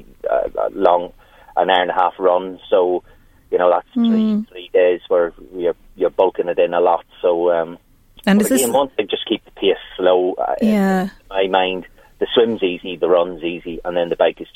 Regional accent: Newry, Northern Ireland, United Kingdom; now in County Louth, Ireland; that's where my hometown was Newry

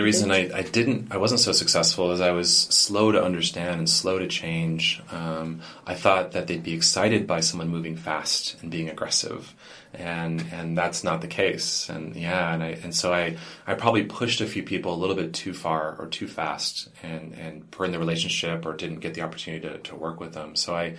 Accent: California, United States; I come from California where it's like, yeah, quality of life's not that good.

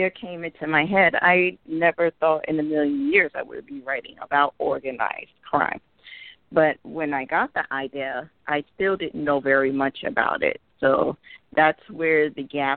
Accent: Chicago, Illinois, United States; I grew up in Chicago, you know, on the south side, at, you know, half in Englewood and half in Roseland

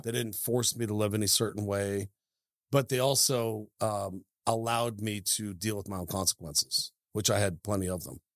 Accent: Idaho, United States; also born or lived in Seattle, Washington; when people say, "Hey, where you from?" you know, if I'm out and about, I say Idaho

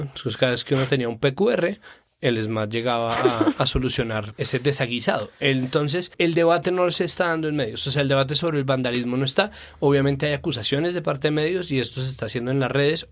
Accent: Colombia

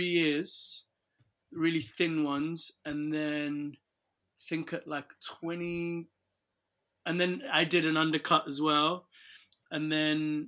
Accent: Nigeria; moved away; growing up in Nigeria

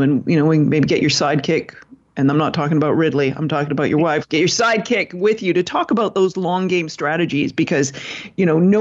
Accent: Canada; everyone does know I'm Canadian too

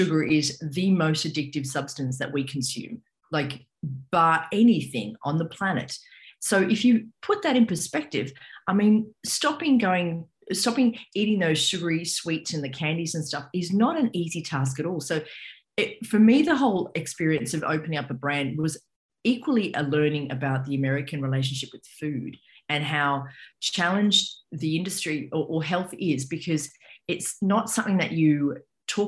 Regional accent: Australia; moved away as an adult; now in New York, United States; I am by descent, I'm Australian. So I grew up in Australia

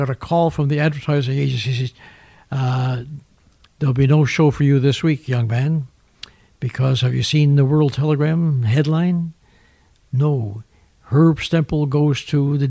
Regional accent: Winnipeg, Manitoba, Canada; moved away as an adult; also born or lived in New York; I come from Winnipeg.

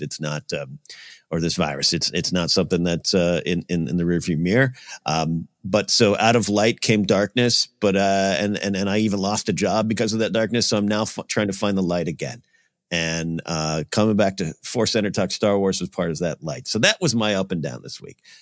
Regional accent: Arroyo Grande, California, United States; moved away; my hometown area of Rio Grande, Pismo Beach

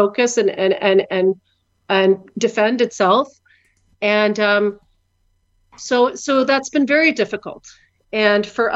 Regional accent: Canada; born or raised there; moved away as an adult; also born or lived in Ukraine

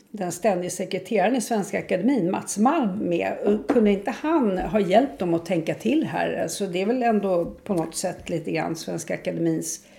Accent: Sweden; Jag är inte så glad att jag är svensk.

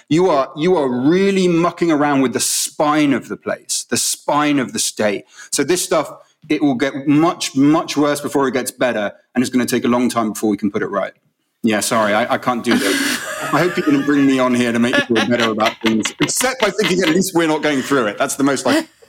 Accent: United Kingdom; you feel it as a Brit when you're in America

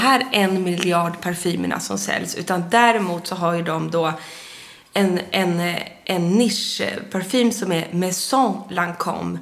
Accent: Sundsvall, Västernorrland County, Sweden; moved away; när jag fyllde år uppe i Sundsvall, där jag är född

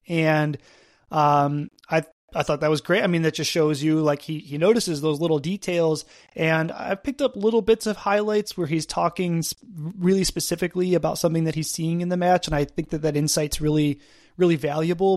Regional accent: Buffalo, New York, United States; I'm from Buffalo, New York

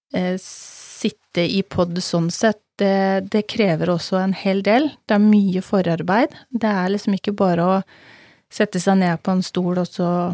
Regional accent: Telemark, Norway; moved away; Vi er begge fra Telemark, vi er godt vant med snø.

